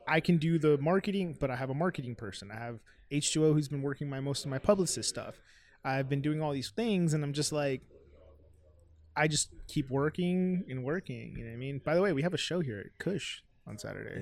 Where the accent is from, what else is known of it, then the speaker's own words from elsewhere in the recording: Miami, Florida, United States; I'm from Miami